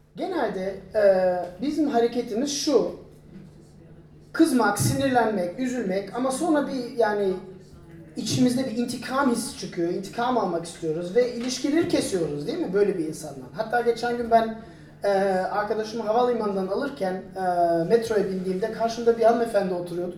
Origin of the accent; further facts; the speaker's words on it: Turkey; biz Türk olarak